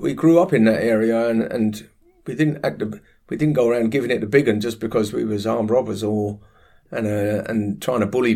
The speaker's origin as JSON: {"language": "English", "region": "London", "country": "United Kingdom", "tie": "born or raised there", "said": "growing up in Harlesden, North West London, where I was brought up"}